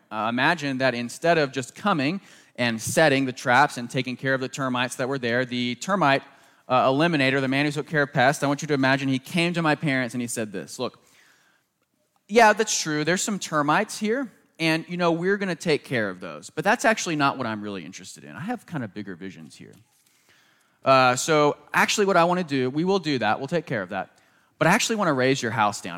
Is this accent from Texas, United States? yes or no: no; Southern Maryland, United States; growing up in Southern Maryland, right outside Washington, D C